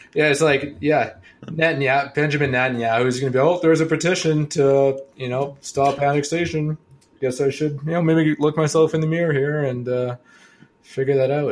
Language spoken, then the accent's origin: English; Kelowna, British Columbia, Canada; moved away; back to my hometown